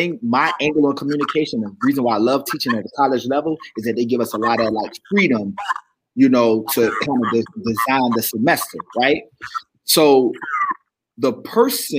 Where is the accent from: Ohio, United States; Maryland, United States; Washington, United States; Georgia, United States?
Maryland, United States; Baltimore; I'm from Baltimore.